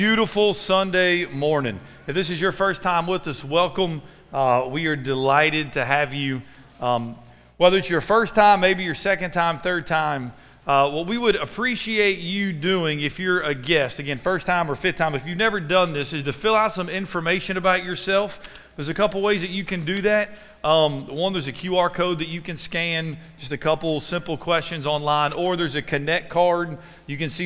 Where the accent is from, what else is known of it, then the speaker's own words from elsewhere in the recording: Cincinnati, Ohio, United States; moved away; Cincinnati, Ohio, which was my hometown growing up for 12 years